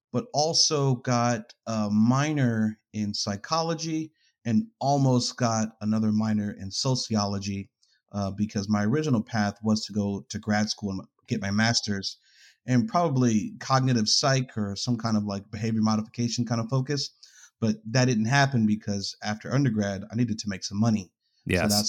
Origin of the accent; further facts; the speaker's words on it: New York, United States; now in Greensboro, United States; I am from North Carolina, but from New York originally. Moved around, I guess, like the the East Coast all the way down to Atlanta at one point, but then found myself and my family in North Carolina.